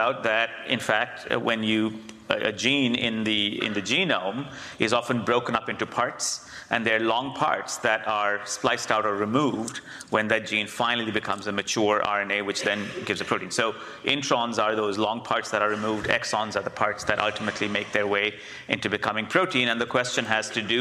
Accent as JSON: {"language": "English", "country": "India", "tie": "born or raised there", "moved": "yes", "said": "I grew up in India, the cultural brain"}